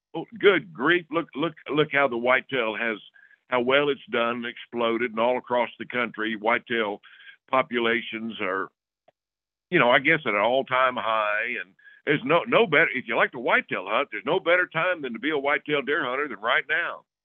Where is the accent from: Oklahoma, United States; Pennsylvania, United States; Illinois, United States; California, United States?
Oklahoma, United States; I grew up in Oklahoma, and I graduated in 1972, and my senior year in high school